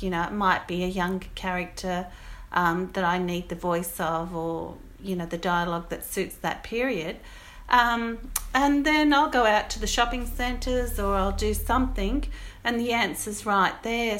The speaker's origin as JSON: {"language": "English", "town": "Goulburn", "region": "New South Wales", "country": "Australia", "moved": "yes", "lives_now": "Petersham, Australia", "said": "I live in Petersham, um, but I come from Goulburn in New South Wales"}